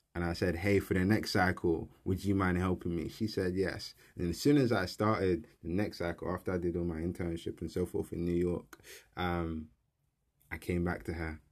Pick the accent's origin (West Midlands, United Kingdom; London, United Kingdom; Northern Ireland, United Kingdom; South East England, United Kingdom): London, United Kingdom; I grew up in South East London in Peckham. I was born and raised, um, in the kind of area.